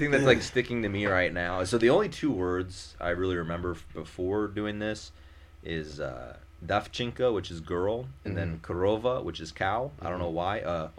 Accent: Naperville, Illinois, United States; also born or lived in Indiana / Massachusetts; you know, like I said, my hometown is Naperville, Illinois.

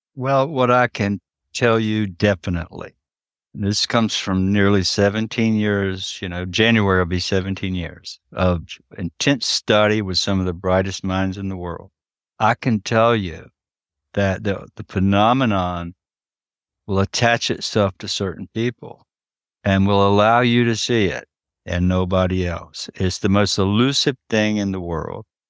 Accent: around the Tuscarora tribe, North Carolina, United States; I was raised in and around the Tuscarora tribe, it's right here

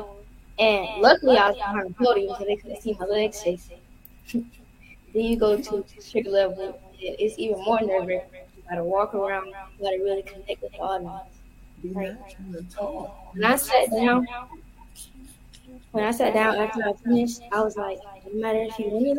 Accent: Hollywood, South Carolina, United States; now in Orangeburg, United States; I'm from Orangeburg, South Carolina. Well, I live in Orangeburg, South Carolina, but I'm from Hollywood, representing the community.

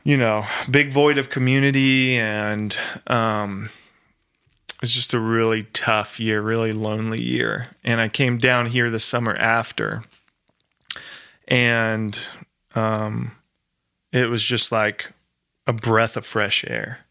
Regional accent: Maryland, United States; moved away; I grew up in Maryland

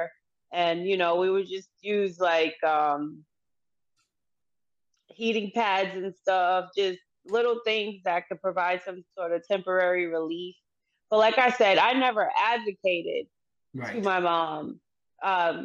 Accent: Boston, Massachusetts, United States; I've lived in Massachusetts my entire life. I was born in Boston, Massachusetts

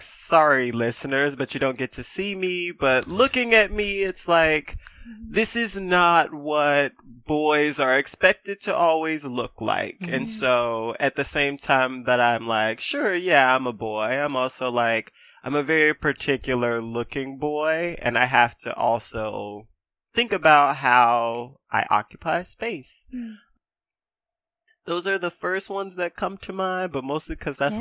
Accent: United States; being American is an identity that I have

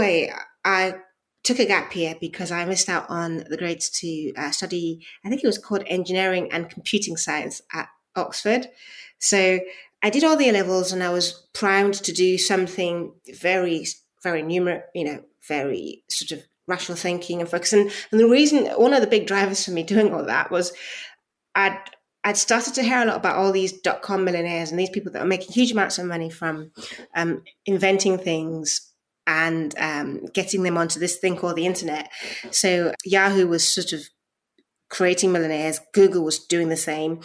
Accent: Nigeria; I was born in Nigeria

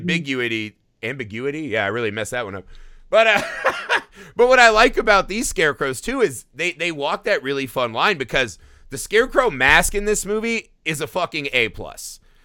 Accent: Indiana, United States; I grew up in Indiana in the Midwest

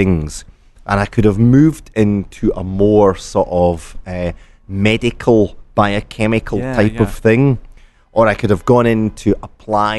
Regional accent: Scotland, United Kingdom; as a Scottish person

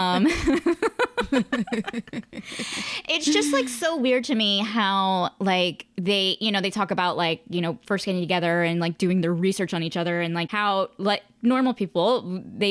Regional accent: United States; I'm from the United States

